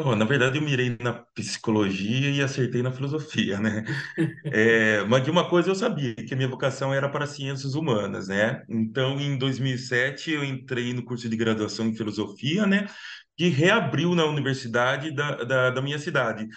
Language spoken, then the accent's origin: Portuguese; Piracicaba, São Paulo, Brazil; accent: caipira; moved away as an adult; now in São Paulo, Brazil; eu sou caipira sicabano, sou do interior, mas estou morando aqui em São Paulo já, já faz um ano